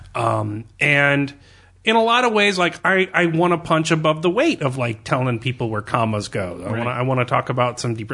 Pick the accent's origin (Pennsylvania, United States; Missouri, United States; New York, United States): Missouri, United States; Born in Missouri, family raised in Missouri